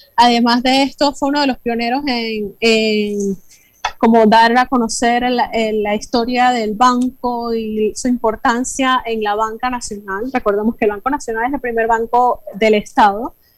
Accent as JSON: {"language": "Spanish", "country": "Panama", "said": "nuestra identidad como panameños"}